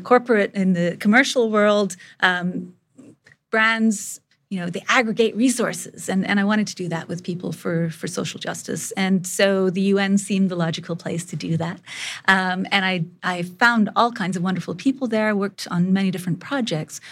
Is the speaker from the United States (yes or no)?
no; India; moved away; I grew up in India